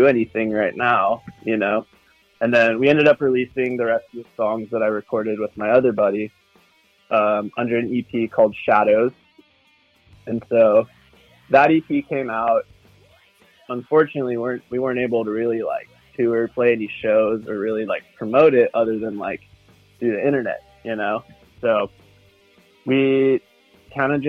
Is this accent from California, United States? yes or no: yes; Santa Barbara, California, United States; We're from Santa Barbara, California, which is kind of like a small little surf town in California